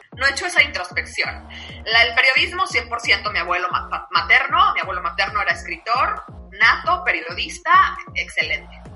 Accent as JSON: {"language": "Spanish", "country": "Mexico", "said": "nosotros como mexicanos"}